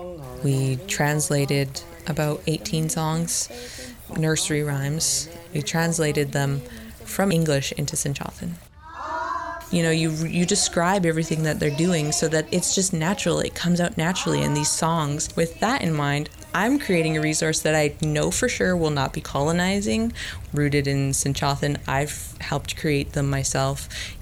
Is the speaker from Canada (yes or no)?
yes; Saanich, British Columbia, Canada; I am from Saitnich, which is anglicized into Saanich.